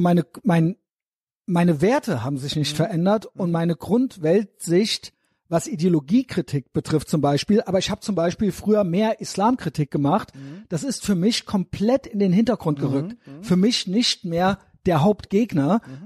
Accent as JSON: {"language": "German", "country": "Germany", "said": "selber bin auch Deutscher"}